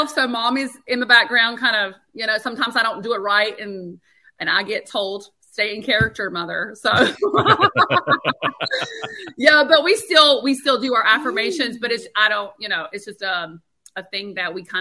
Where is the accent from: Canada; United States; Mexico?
United States; North Carolina; accent: country; We're originally from North Carolina, so that's where my country accent